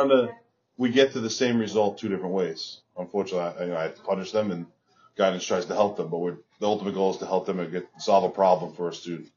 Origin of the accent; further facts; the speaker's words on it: Long Island, New York, United States; I grew up in Long Island, public school kid from Long Island